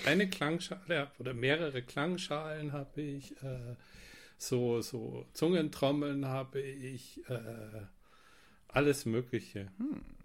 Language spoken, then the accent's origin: German; near Rosenheim, Bavaria, Germany; Ich komme aus der Nähe von Rosenheim, ganz im mm. Süden